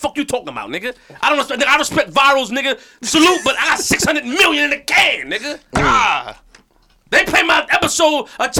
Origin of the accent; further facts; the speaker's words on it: New York City, New York, United States; I'm from Queens for real, nigga.